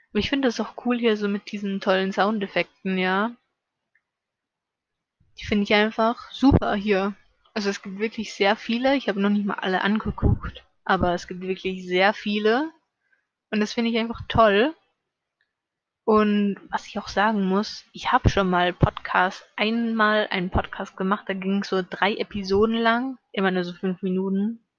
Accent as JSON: {"language": "German", "region": "Salzburg", "country": "Austria", "tie": "born there", "lives_now": "Vorarlberg, Austria", "said": "also geboren bin ich halt in Salzburg, ja, aber ich lebe in Vorarlberg und das ist schon ein ziemlich großer Unterschied von dem Akzent, von dem Dialekt her."}